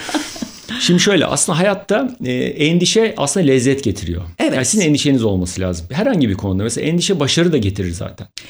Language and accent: Turkish; Istanbul, Turkey